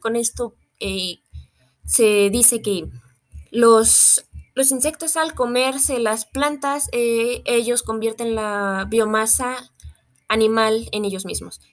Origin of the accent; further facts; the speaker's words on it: Mexico; como mexicanos somos un país muy entomofágico